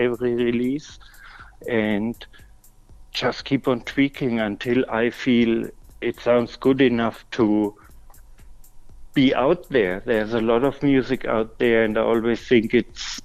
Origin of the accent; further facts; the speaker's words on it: Würzburg, Bavaria, Germany; my hometown